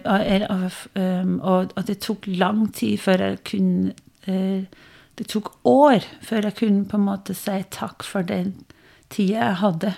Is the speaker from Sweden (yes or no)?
no; Denmark; Norwegian is a second language; moved away as an adult; also born or lived in Norway; now in Biri, Norway; Jeg eh, er dansk. Eh, oppvokst i Danmark, gift med en trønder